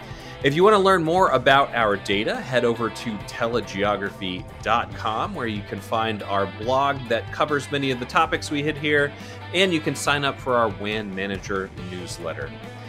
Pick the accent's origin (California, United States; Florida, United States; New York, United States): Florida, United States; now in Northern Virginia, United States; I'm from South Florida and live in Northern Virginia. Those are the only two places I've ever lived, which are both places where everyone is from somewhere else.